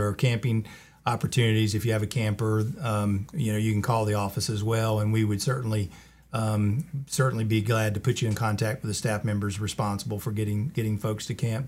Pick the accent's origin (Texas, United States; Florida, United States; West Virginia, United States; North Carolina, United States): North Carolina, United States; Colfax; also born or lived in Charlotte / High Point; I grew up in the Colfax area